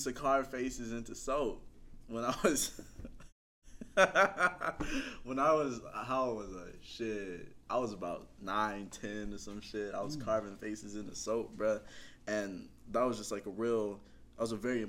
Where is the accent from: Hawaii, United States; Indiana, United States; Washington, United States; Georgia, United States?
Indiana, United States; Indianapolis; I'm from Indianapolis, Indiana